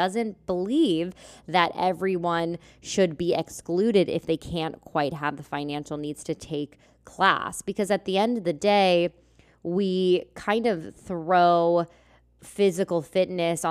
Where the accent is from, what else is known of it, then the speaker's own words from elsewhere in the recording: Lancaster, Pennsylvania, United States; moved away as an adult; I grew up here in Lancaster, Pennsylvania